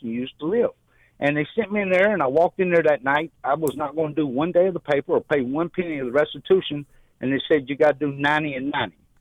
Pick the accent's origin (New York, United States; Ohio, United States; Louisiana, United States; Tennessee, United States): Louisiana, United States; Shreveport; moved away as an adult; now in Naples, United States; I'm from Shreveport